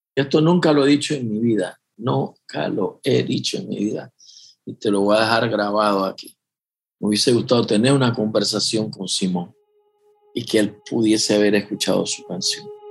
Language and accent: Spanish; Panama; yo soy de Panamá